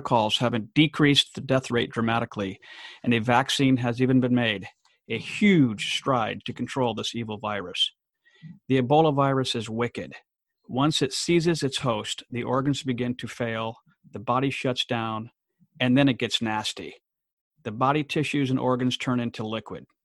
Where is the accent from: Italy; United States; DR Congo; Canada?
DR Congo; born or raised there